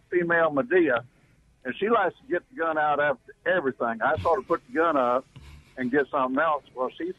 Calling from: Beulah, Mississippi, United States; I'm down here in Beulah, Mississippi on Highway 1 headed north.

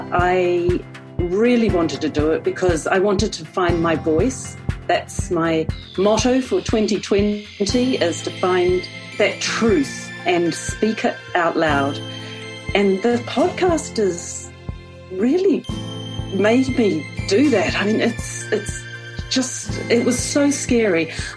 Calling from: New Zealand; I'm calling in from New Zealand. I just cannot believe this, but 10 weeks ago, I live on an orchard. I'm in a rural area of New Zealand

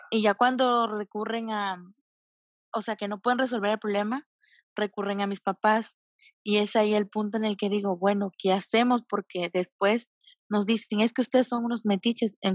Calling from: Tabasco, Mexico; De Tabasco.

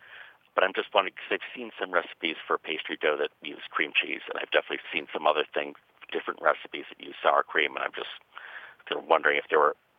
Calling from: Cleveland, Ohio, United States; I'm calling from Cleveland.

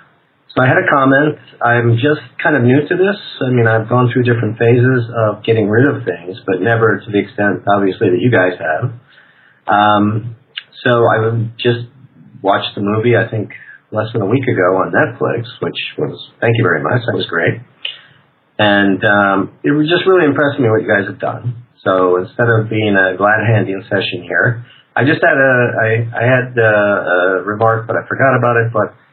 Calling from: Prague, Czechia; I'm calling actually from Prague, Czech Republic. But I do live in Sedona, Arizona, most of the year.

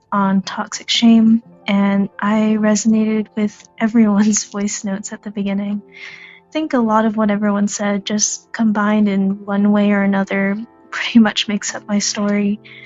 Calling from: Nashville, Tennessee, United States; I'm calling from Nashville

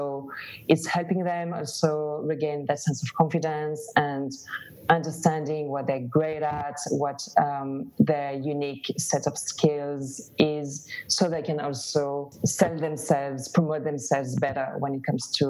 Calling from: Barcelona, Catalonia, Spain; English is a second language; also born or lived in London; I'm half French, half Greek, lived in London and then relocated to Barcelona.

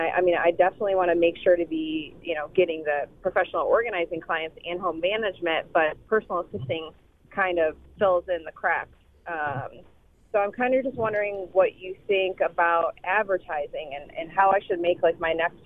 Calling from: Dallas, Texas, United States; Hi there. … from Dallas

